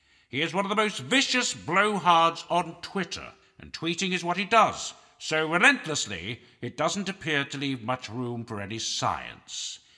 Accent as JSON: {"language": "English", "country": "Canada", "said": "I apologize for being foreign, and I apologize for being unable to stand up. I'm a Canadian on his last legs."}